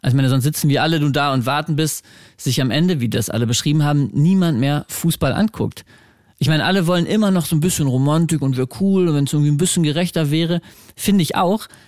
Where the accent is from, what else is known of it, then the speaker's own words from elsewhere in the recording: Braunschweig, Lower Saxony, Germany; ich komme halt aus Braunschweig